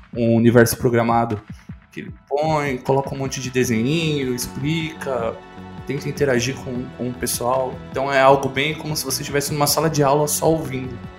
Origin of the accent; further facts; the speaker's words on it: Santo André, São Paulo, Brazil; eu sou de Santo André